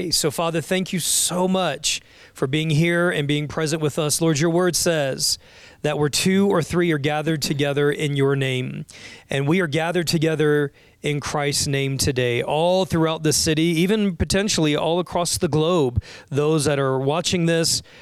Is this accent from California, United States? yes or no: no; Florida, United States; growing up in Florida.